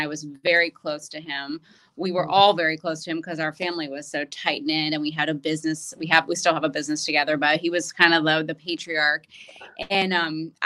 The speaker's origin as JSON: {"language": "English", "town": "Pittsburgh", "region": "Pennsylvania", "country": "United States", "tie": "born or raised there", "said": "I grew up in Pittsburgh, Pennsylvania, and I'm one of seven children"}